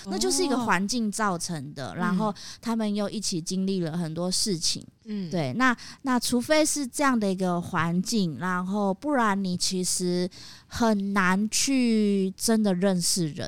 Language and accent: Chinese; Taiwan; 我觉得我们台湾人工作也会这样啦